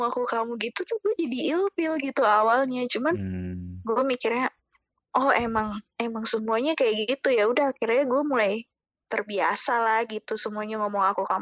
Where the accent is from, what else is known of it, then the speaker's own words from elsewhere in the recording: Bekasi, West Java, Indonesia; now in Semarang, Indonesia; istilahnya gue kan orang Bekasi nih ya Lu kan tuh orang Bekasi kan